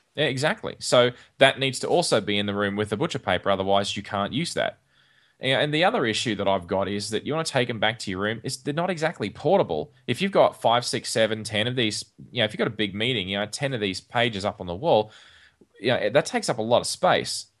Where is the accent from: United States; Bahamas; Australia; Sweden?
Australia; when I was growing up in Australia